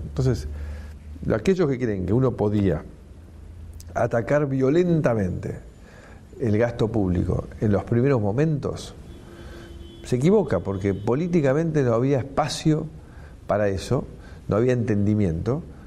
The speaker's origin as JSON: {"language": "Spanish", "country": "Argentina", "said": "somos un país"}